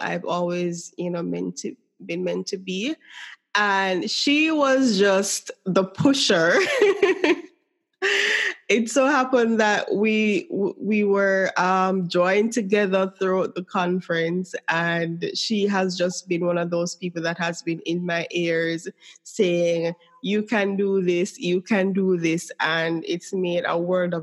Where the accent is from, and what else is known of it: Jamaica; accent: Jamaican